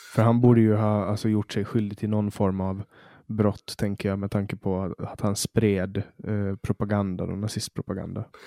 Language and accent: Swedish; Åland, Finland; Alltså vi är ju en minoritet, vi ålänningar. Vi är ju svenskspråkiga finländare.